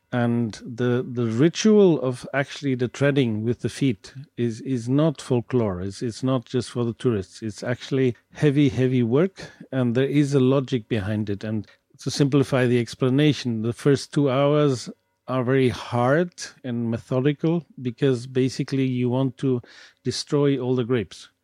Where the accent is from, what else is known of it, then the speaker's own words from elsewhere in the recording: Douro, Norte, Portugal; I come from the Douro